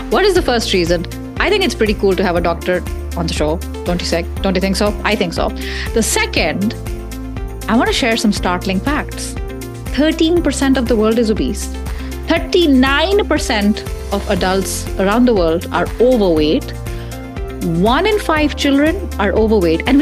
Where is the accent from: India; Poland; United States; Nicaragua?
India; we're both Indian, but we don't speak the same language.